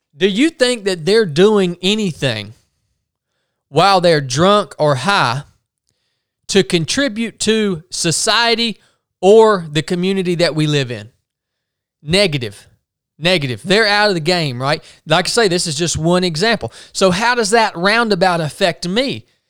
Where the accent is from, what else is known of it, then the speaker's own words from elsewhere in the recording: United States; I'm an American.